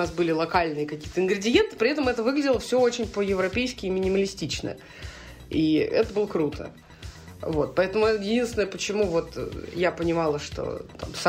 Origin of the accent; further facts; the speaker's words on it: Saint Petersburg, Russia; а я из Петербурга, и у нас мексиканский э, бар подвале.